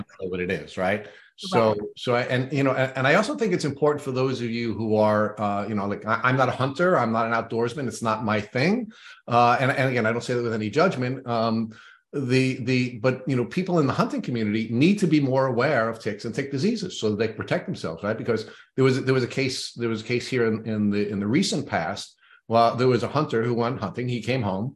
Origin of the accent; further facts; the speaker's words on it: Long Island, New York, United States; as a Long Islander, as a New Yorker who grew up on Long Island